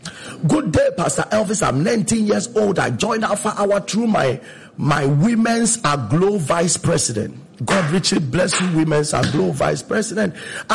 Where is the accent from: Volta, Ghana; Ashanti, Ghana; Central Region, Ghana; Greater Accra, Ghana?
Ashanti, Ghana; Konongo Odumasi; from Konongu Odumasi.